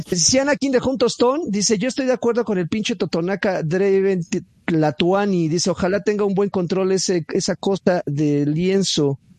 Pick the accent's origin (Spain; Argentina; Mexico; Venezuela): Mexico; como mexicano, yo me siento igualmente orgulloso. Yo tengo raíces totonacas